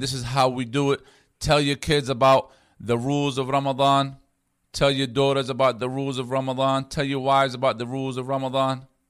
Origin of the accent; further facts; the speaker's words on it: United States; being an American Muslim